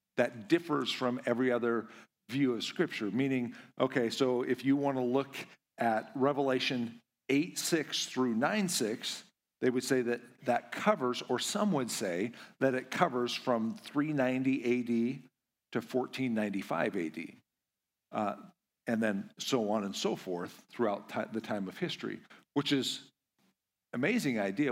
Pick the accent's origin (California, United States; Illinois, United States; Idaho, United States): Idaho, United States; Kamiah; I am from Idaho, uh, little town called Kamiai